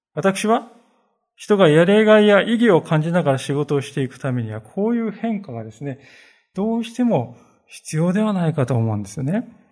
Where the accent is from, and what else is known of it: Japan